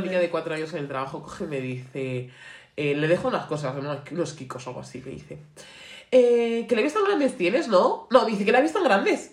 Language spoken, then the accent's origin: Spanish; Getafe, Community of Madrid, Spain; Yo siempre soy de Getafe